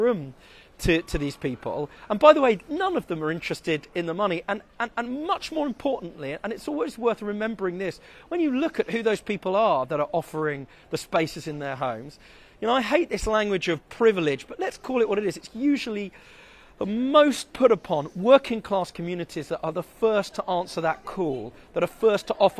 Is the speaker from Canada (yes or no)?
no; United Kingdom; as a British person